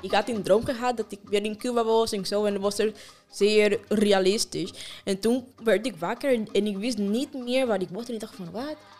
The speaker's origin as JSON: {"language": "Dutch", "country": "Afghanistan", "second_language": "Dutch", "moved": "yes", "lives_now": "Utrecht, Netherlands", "said": "Ik kom uit Afghanistan"}